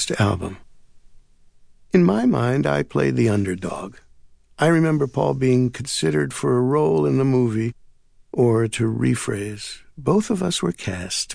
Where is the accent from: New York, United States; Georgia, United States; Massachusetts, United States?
New York, United States; New York City; I grew up near Jewel Avenue and Main Street in the borough of Queens in New York